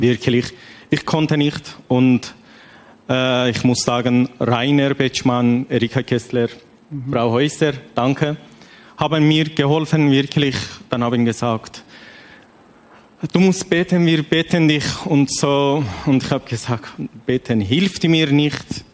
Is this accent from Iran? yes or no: yes; Iran; German is a second language; moved away as an adult; now in Switzerland; ich komme aus dem Iran